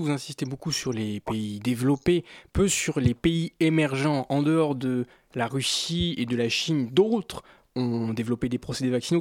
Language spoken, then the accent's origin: French; France; nous sommes français